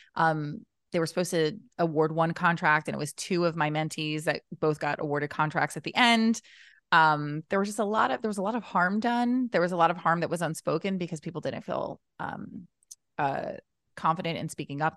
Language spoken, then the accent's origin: English; New Jersey, United States; I'm from New Jersey